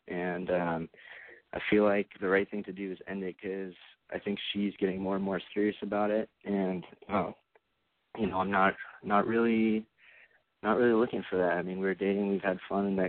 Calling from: Southern California, United States; I'm 28, and I'm calling from Southern California.

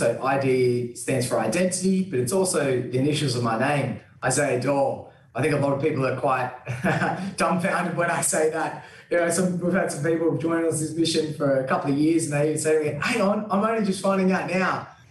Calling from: Sydney, New South Wales, Australia; And I'm calling from today in this virtual setting from the Gadigal people of the Eora Nation.

